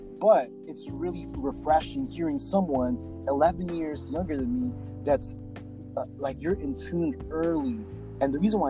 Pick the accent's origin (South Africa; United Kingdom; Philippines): Philippines; especially growing up in the Philippines. And like, if you're 6 to 11 there, you will remember a lot.